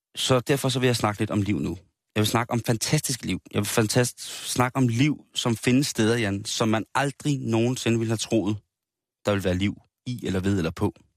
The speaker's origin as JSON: {"language": "Danish", "country": "Denmark", "said": "sådan som vi er opdraget som danskere i den kristne danske folketro"}